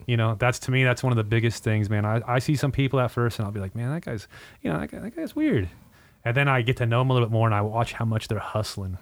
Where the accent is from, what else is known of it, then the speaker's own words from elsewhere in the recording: Ontario, California, United States; now in Riverside, United States; my hometown was, like, Ontario, which is forty-five minutes away